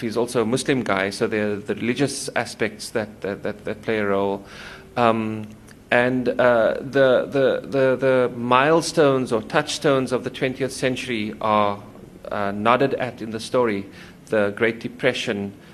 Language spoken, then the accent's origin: English; Cape Town, Western Cape, South Africa; also born or lived in United States; now in Stellenbosch, South Africa; I was born in Cape Town um in the city actually